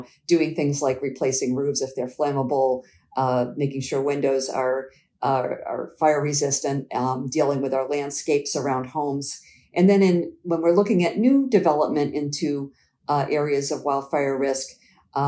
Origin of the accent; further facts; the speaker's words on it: Quincy, Massachusetts, United States; my family moved to the home that we grew up in Quincy, Massachusetts. We moved there in 1977 when I was 12